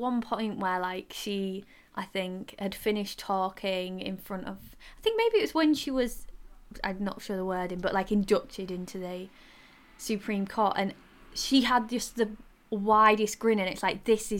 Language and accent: English; Yorkshire and the Humber, United Kingdom; accent: Yorkshire; my Yorkshire accent.